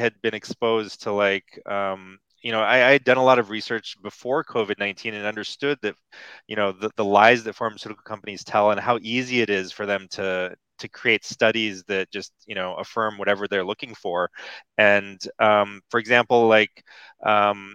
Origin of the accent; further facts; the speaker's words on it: United States; when I was growing up in America